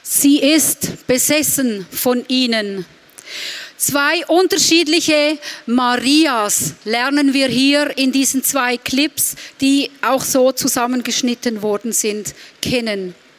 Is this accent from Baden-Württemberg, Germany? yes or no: yes; Reutlingen, Baden-Württemberg, Germany; bei uns in Reutlingen